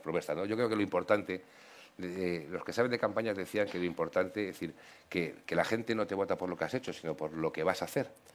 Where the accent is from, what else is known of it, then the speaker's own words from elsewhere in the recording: Community of Madrid, Spain; Como madrileño